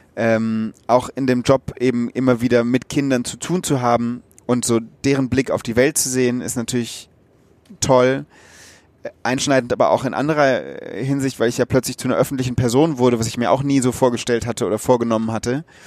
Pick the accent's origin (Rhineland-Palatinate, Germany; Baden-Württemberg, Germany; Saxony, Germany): Rhineland-Palatinate, Germany; Wöllstein; moved away as an adult; also born or lived in Münster; now in Berlin, Germany; Ich komme ja aus Rheinhessen.